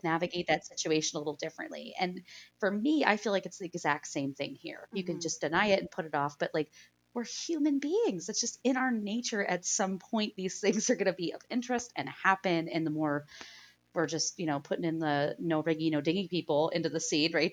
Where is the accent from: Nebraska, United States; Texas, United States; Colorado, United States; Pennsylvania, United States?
Pennsylvania, United States; I grew up in Pennsylvania, I grew up in a small town